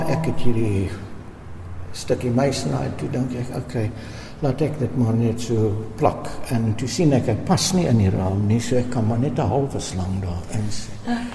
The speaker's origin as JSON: {"language": "Afrikaans", "town": "Durban", "region": "KwaZulu-Natal", "country": "South Africa", "moved": "yes", "lives_now": "Pretoria, South Africa", "said": "ek is uit Nataller van Durban"}